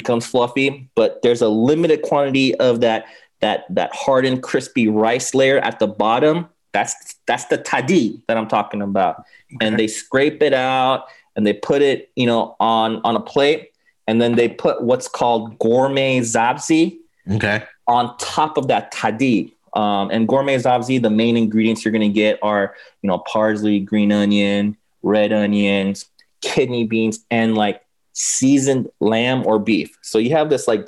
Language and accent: English; Los Angeles, California, United States; I grew up in LA. I grew up actually in West LA near, mm-hmm. near Westwood, near UCLA